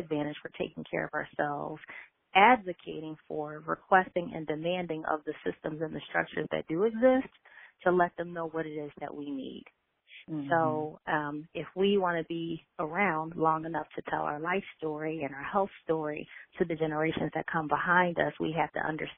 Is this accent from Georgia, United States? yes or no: no; Philadelphia, Pennsylvania, United States; a little girl growing up in West Philadelphia